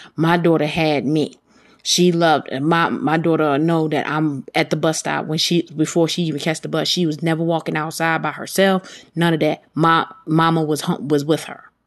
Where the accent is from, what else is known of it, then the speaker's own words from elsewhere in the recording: Baltimore, Maryland, United States; I'm from Baltimore